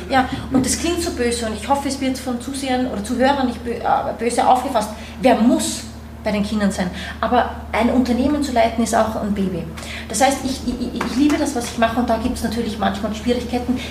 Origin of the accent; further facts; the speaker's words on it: Austria; also born or lived in New York, United States; now in Berlin, Germany; ich komme ursprünglich aus Österreich, bin das Kind eines Österreichers, einer Brasilianerin, habe lange Zeit dementsprechend in Österreich gelebt